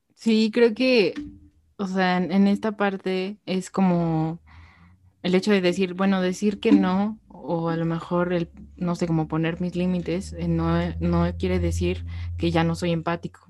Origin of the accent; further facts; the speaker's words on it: Mexico; como mexicanos